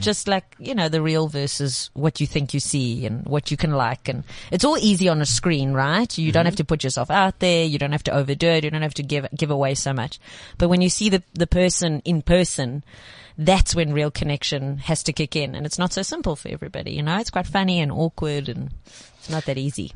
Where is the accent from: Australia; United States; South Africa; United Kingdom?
South Africa; Johannesburg, Gauteng; we ended up in Joburg, and then I became such a Jewish girl